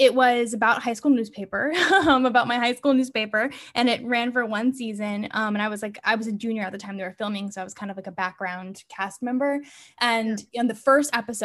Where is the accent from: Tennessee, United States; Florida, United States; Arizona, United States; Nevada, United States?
Florida, United States; Weston; moved away as an adult; now in New York, United States; Florida where I grew up